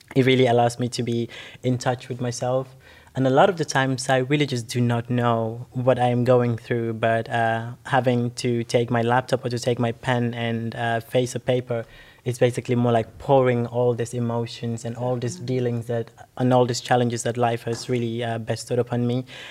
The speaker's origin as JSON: {"language": "English", "country": "Gambia", "tie": "born or raised there", "moved": "yes", "said": "growing up in the Gambia"}